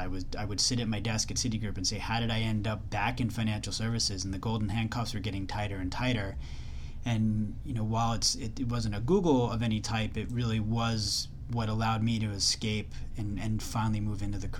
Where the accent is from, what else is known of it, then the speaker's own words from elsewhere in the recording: Long Island, New York, United States; I grew up in Long Island. I grew up in New York. I always wanted to come back to New York City.